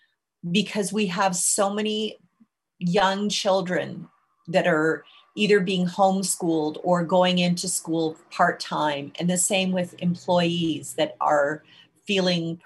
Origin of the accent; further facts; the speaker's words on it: Canada; as a Canadian